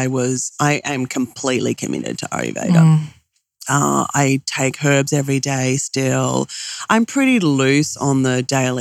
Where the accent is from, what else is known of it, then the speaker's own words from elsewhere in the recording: Australia; I'm Australian